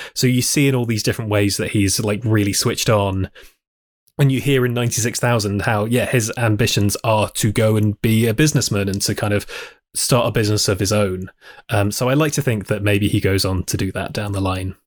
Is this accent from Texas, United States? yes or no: no; New York City, New York, United States; Puerto Dominican Rican, I always say I'm from Queens